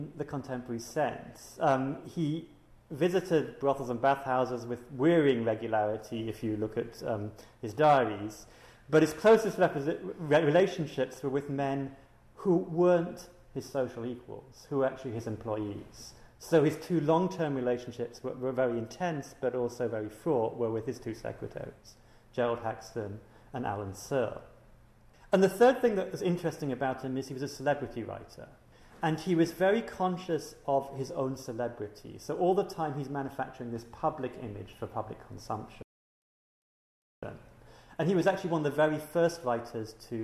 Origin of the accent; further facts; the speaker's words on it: Singapore; I'm from Singapore